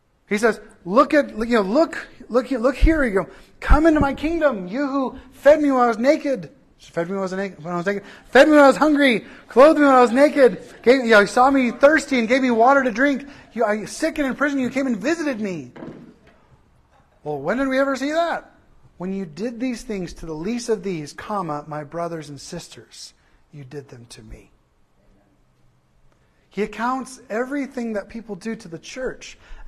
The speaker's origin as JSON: {"language": "English", "region": "Southern California", "country": "United States", "said": "I'm from Southern California"}